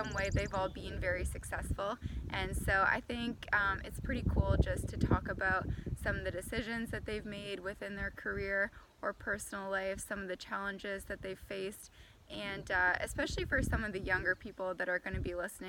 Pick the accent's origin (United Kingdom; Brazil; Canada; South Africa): Canada; Ancaster, Ontario; moved away as an adult; also born or lived in Guelph / Haldimand; now in Huron County, Canada; I'm originally from Ancaster, which is close to Hamilton, so a fairly urban setting, but I did grow up on a cash crop farm there as well.